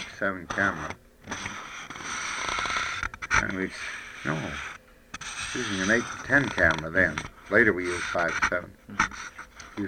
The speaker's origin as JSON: {"language": "English", "town": "DeLand", "region": "Florida", "country": "United States", "tie": "born or raised there", "also_born_or_lived": "Stamford, Connecticut", "moved": "as an adult", "said": "from Deland, Florida, which is what I consider my home"}